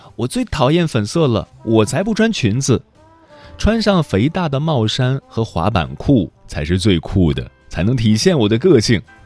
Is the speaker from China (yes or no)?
yes; Tianjin, China; 我是天津人